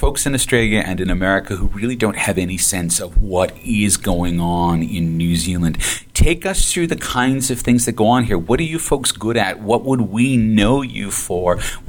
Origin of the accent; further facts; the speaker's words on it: Boston, Massachusetts, United States; You know that I'm a Bostonian originally